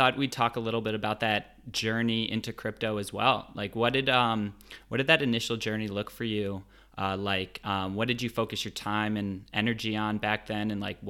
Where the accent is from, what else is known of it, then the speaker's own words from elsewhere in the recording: United States; accent: American; moved away as an adult; now in London, United Kingdom; I don't have a British accent. Unfortunately for all you listeners, I'm American, and so is my accent.